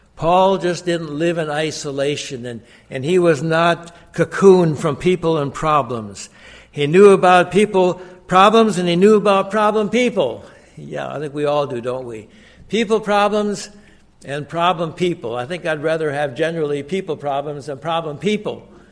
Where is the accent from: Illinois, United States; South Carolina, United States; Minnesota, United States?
Minnesota, United States; Glenwood; I was born in 1945 in Glenwood, Minnesota